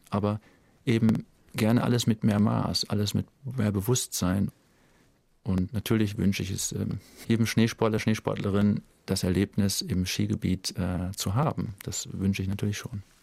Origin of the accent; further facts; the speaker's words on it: Lüdenscheid, North Rhine-Westphalia, Germany; now in Zürich, Switzerland; Die Nordhelle im Ebbegebirge bei Herscheid. 663 Meter normal Null. Wow. Ja, das war mein Home Mountain, mein Heimberg.